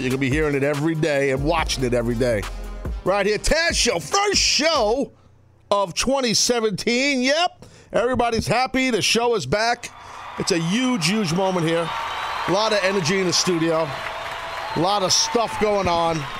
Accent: United States; as a former wrestler from America because I am a proud American

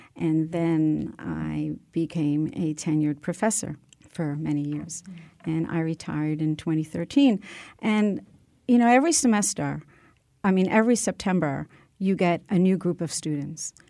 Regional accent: New York City, New York, United States; moved away as an adult; also born or lived in Honduras; now in Southbury, United States; we traveled to the Bronx, where my family lived with my grandparents, and I grew up there and in Queens.

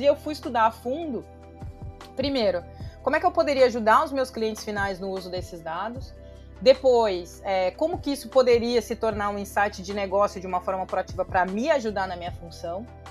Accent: Pelotas, Rio Grande do Sul, Brazil; accent: gaúcho; moved away; eu fui nascida e criada no interior do Rio Grande do Sul, numa cidade de 400 mil habitantes que chama Pelotas

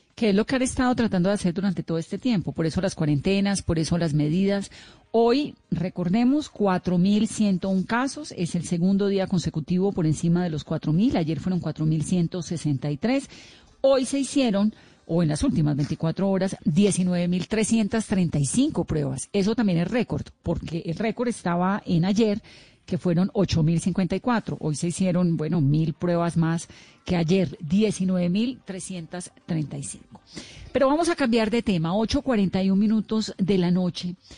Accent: Colombia; como colombiana

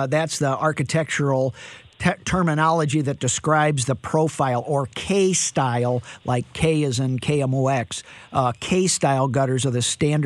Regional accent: St. Louis, Missouri, United States; I'm from St. Louis

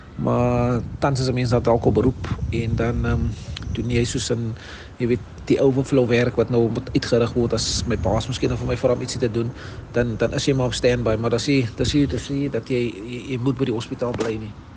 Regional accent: Cape Town, Western Cape, South Africa; also born or lived in Bridgetown/Breeden Manor (lives); ek is um van Mannenberg

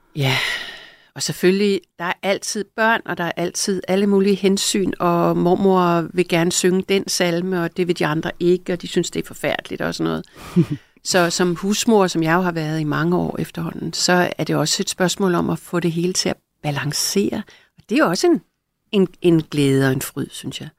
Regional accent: Greenland; now in Denmark; jeg er født i Grønland

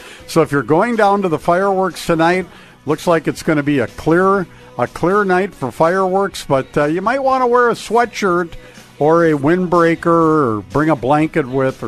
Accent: Crookston, Minnesota, United States; Crookston, my hometown, God's country, sugar beets, sugar beet capital of the world

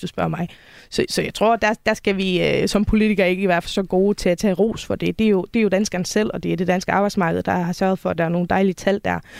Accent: Faroe Islands; moved away as an adult; now in Denmark; jeg kommer oprindeligt fra Færøerne, og øh, flyttede til Danmark i 2011

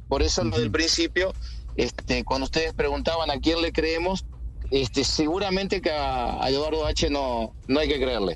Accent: Uruguay; Soy uruguayo

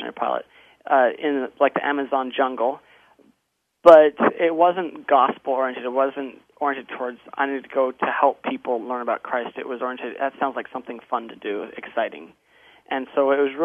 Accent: Grants Pass, Oregon, United States; also born or lived in Kenya; We moved to Oregon, to Grants Pass, Oregon, in 1990. And so I spent most of my childhood in Grants Pass

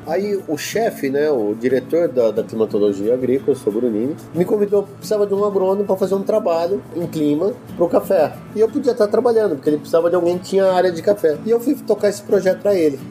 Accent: Campinas, São Paulo, Brazil; eu sou de Campinas

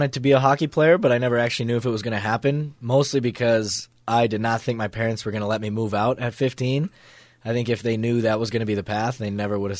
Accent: Colorado, Utah, United States; I was born in Colorado

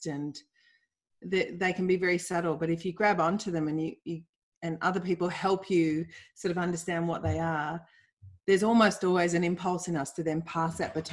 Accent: Melbourne, Victoria, Australia; I grew up in Bayside, Melbourne

